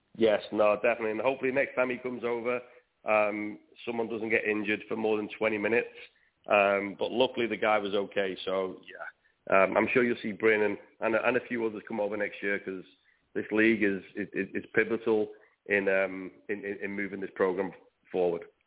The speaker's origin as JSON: {"language": "English", "region": "Wales", "country": "United Kingdom", "said": "I'm definitely Welsh"}